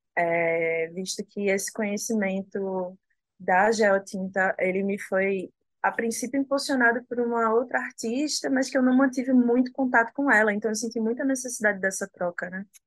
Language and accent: Portuguese; Northeast Region, Brazil; eu me decidi é, ser e me manter enquanto uma artista nordestina, né? de continuar no lugar de onde eu sou